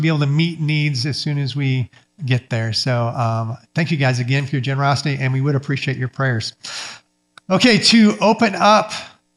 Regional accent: Michigan, United States; moved away as an adult; I grew up Mennonite up in Michigan

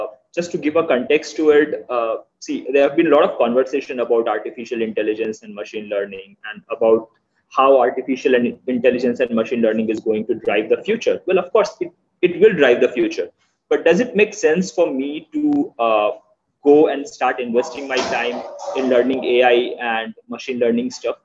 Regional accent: India; I'm from India.

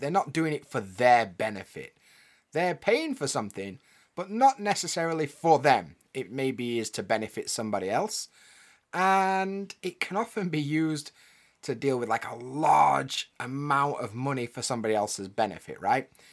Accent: United Kingdom; I'm from the U K

